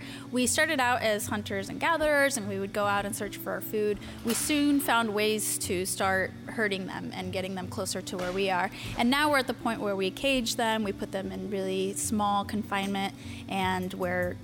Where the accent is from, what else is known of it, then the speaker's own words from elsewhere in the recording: Mexico City, Mexico; moved away; I was born in Mexico City